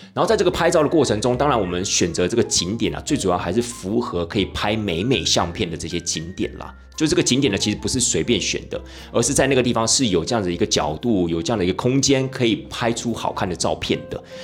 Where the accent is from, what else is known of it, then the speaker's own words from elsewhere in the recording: Taiwan; 身为一个台湾人